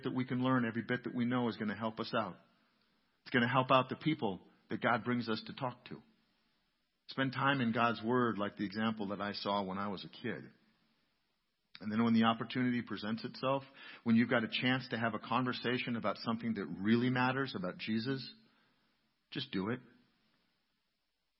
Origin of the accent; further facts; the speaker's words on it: New London, United States; I grew up here in New London, just a block or two out of town